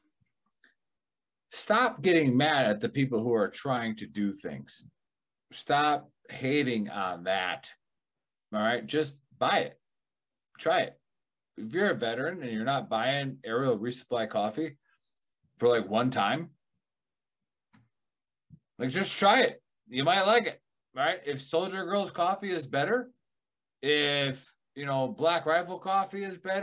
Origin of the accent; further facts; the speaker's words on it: Milwaukee, Wisconsin, United States; I'm from Milwaukee